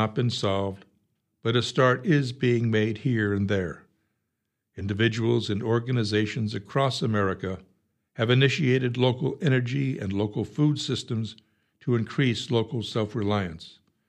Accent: Lansing, Iowa, United States; I'm from Lansing. Waukon stole our county records three times.

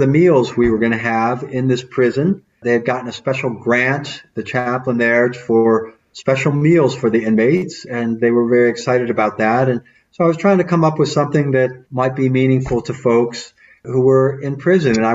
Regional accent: Detroit, Michigan, United States; We grew up in Detroit

